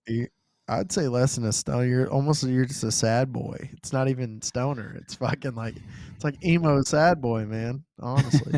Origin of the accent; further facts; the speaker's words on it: the South, United States; I'm from the South